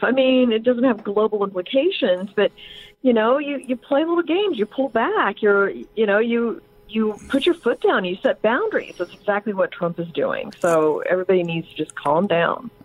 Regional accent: Indiana, United States; I, I grew up in Indiana

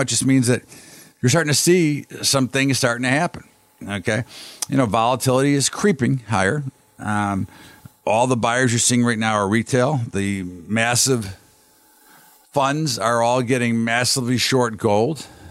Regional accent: United States; as an American

